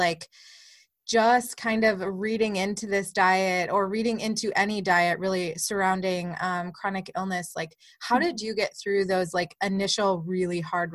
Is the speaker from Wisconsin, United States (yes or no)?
yes; Northern Wisconsin, United States; I grew up in the Midwest, Northern Wisconsin, United States